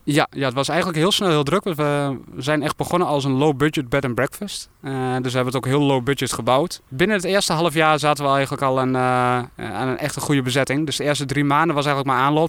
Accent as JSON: {"language": "Dutch", "area": "Vragender, near Winterswijk", "region": "Gelderland", "country": "Netherlands", "tie": "born or raised there", "also_born_or_lived": "Halle, near Doetinchem", "said": "Ik ben geboren en getogen in Vragen, dat is eh, net buiten Winterswijk"}